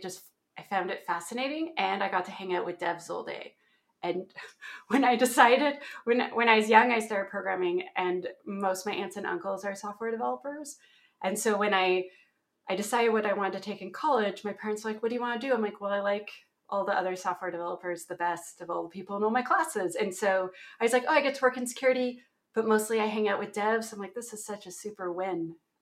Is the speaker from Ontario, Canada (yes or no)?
yes; Ontario, Canada; accent: Canadian